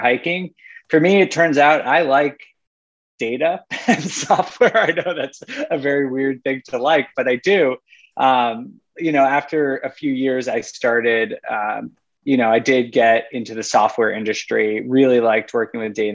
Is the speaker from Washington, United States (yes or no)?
no; New York, United States; moved away as an adult; also born or lived in Rochester, New York / Colorado; now in Europe; I grew up in New York and went to college in upstate New York